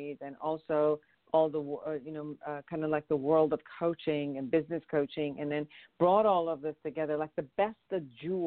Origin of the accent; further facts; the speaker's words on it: Iran; now in Los Angeles, United States; I'm originally from Iran